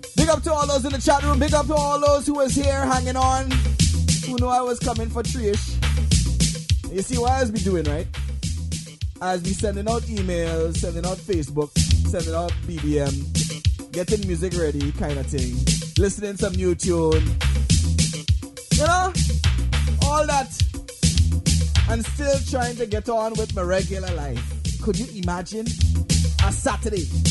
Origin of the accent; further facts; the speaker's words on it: Grenada; growing up in Grenada